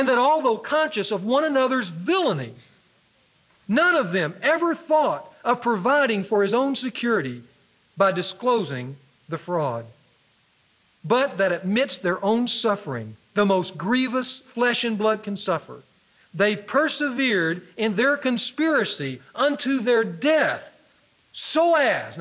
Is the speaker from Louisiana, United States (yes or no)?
yes; Ruston, Louisiana, United States; moved away; he was a football star for my high school that I went to when I grew up in Ruston